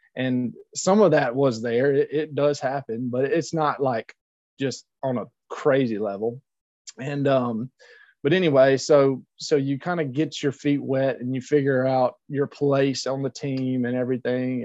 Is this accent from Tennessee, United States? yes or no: no; Louisiana, United States; being a louisiana boy that was my home state school